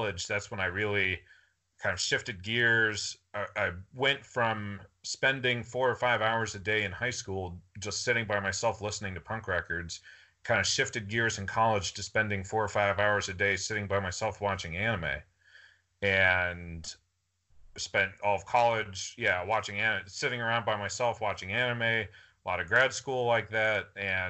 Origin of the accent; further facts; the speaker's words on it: Atlanta, Georgia, United States; I was born in Atlanta, Georgia